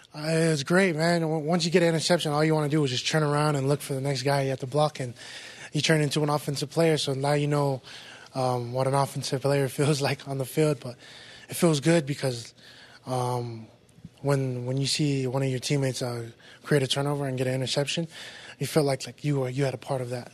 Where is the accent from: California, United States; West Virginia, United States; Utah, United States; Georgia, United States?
Utah, United States; West Valley City; a lot of kids from our city comes out and gets to play Division One football